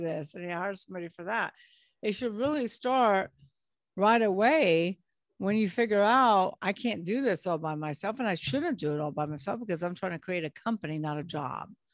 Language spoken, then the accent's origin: English; Long Beach, California, United States; now in New Orleans, United States; I was born in Long Beach, California